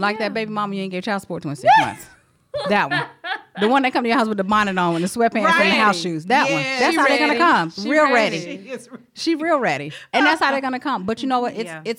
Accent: South Carolina, United States; I'm from South Carolina.

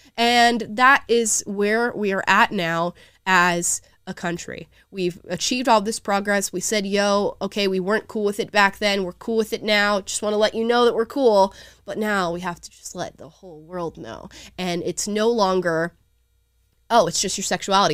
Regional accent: the South, United States; I'm literally from the South

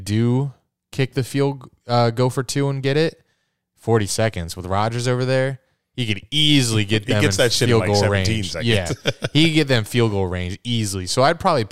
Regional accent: Canada; I'm Canadian

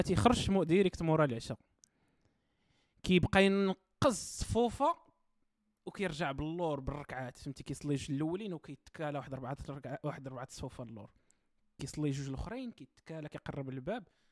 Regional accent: Morocco; انا في التيران كمغربي

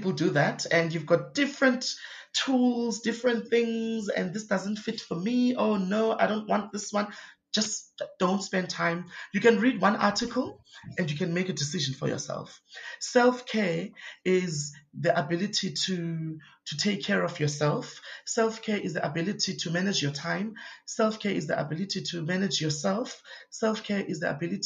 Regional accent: Cape Town, Western Cape, South Africa; I grew up Kwalanga, which is a township

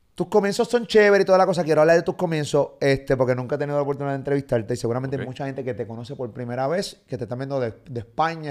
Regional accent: Puerto Rico; yo soy puertorriqueño

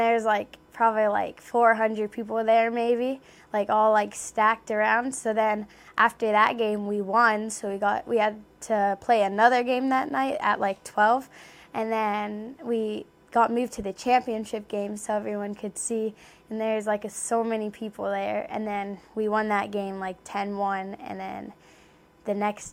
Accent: Canada; I'm also from Canada

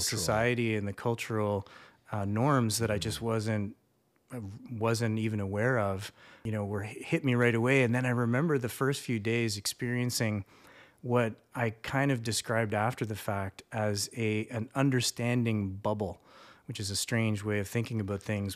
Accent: Canada; also born or lived in Seoul, South Korea; as a Canadian, had lived somewhere

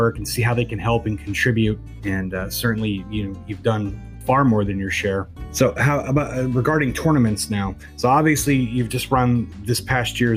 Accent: Pennsylvania, United States; now in Florida, United States; I live in Florida now, but I was from Pennsylvania originally

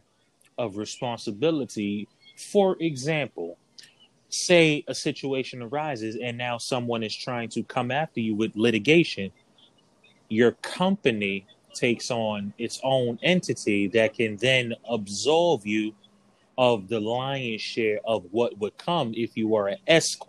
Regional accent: New York City, New York, United States; I'm from New York, okay. Brooklyn

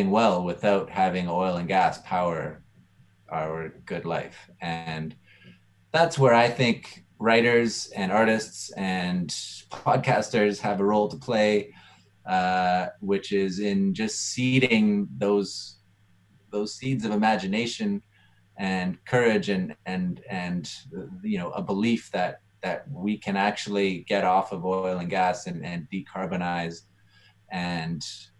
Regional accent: Edmonton, Alberta, Canada; I grew up in Edmonton near the University of Alberta

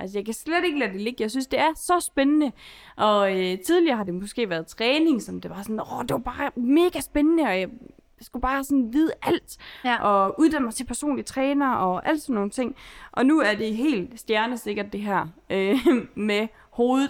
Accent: Holstebro, Central Denmark Region, Denmark; moved away as an adult; now in Aarhus, Denmark; Jeg kommer fra Holstebro, og nu bor jeg i Aarhus

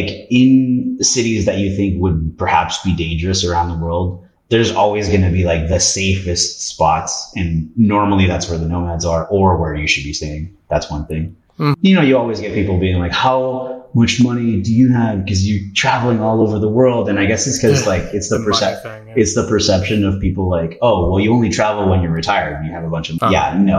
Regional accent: Canada; also born or lived in Peru; I was born in Peru, but moved to Canada when I was 3. So thankfully I speak Spanish

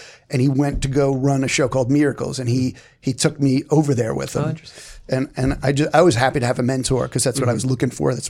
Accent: Brooklyn, New York, United States; accent: Brooklyn; I felt horrible about my accent too. Like I had a thick Brooklyn accent, and I just felt like I sounded stupid.

